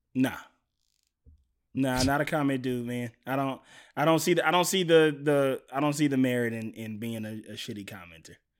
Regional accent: Mississippi, United States; moved away; I'm from Mississippi originally

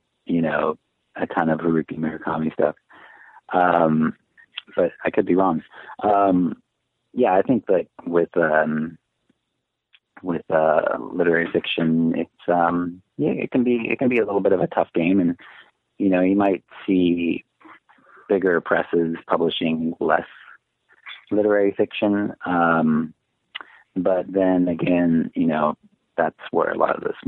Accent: Kennewick, Washington, United States; moved away as an adult; also born or lived in Seattle / Spokane / Arkansas; now in Portland, United States; I grew up in Kennewick, Washington, which is in Eastern Washington, small town.

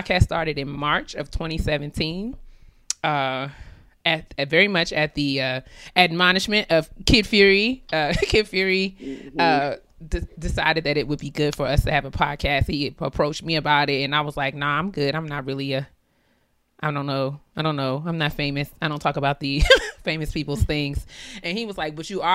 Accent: New York, United States; moved away as an adult; now in Maryland, United States; I'm originally from New York. So I was living in New York when Jade

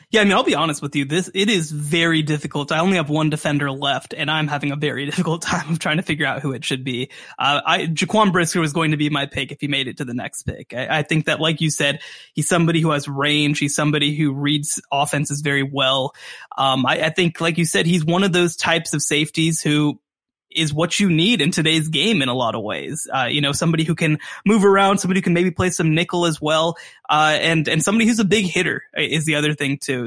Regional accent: Texas, United States; being a Texan guy

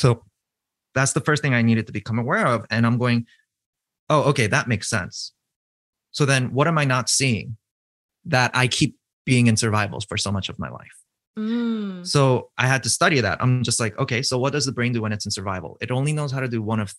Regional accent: East Coast, United States; I'm from the East Coast

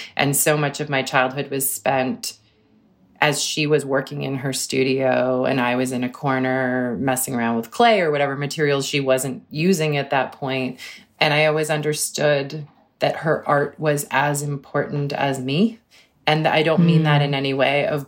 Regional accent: Cambridge, Massachusetts, United States; I grew up in Cambridge, which was an amazing place to grow up in too

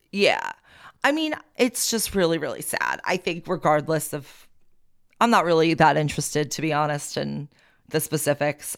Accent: Long Beach, New York, United States; moved away; I grew up on Long Beach

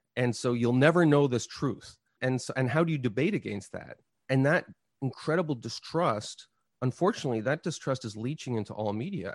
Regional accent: Montreal, Quebec, Canada; moved away; I grew up in Quebec and never learned French properly

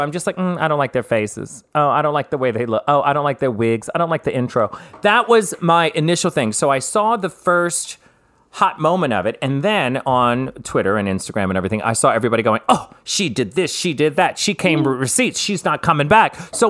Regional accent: the South, United States; Well, I'm from the South.

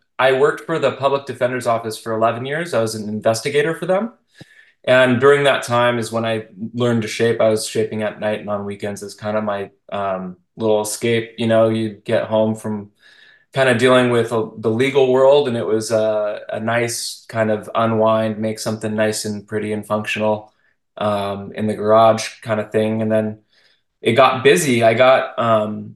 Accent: Tustin, California, United States; now in San Luis Obispo area, United States; I grew up in Orange County. I grew up in Tustin

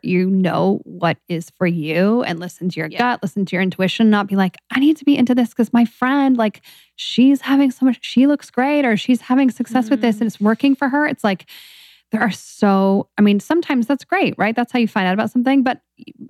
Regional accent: Seattle, Washington, United States; I grew up in Seattle as well

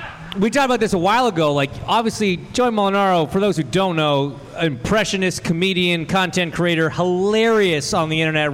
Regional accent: Canada; No, I understand the reference. I'm from Canada. I get it.

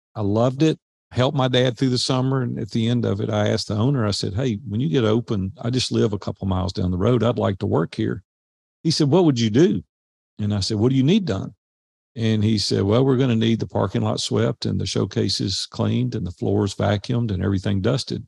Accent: Nashville, Tennessee, United States; growing up in Nashville

